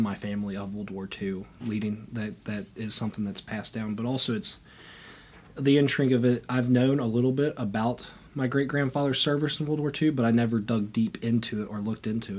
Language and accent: English; Grottoes, Virginia, United States; also born or lived in Danville, Virginia; I come from Grotto's, Virginia, a small town next to Harrisonburg, Virginia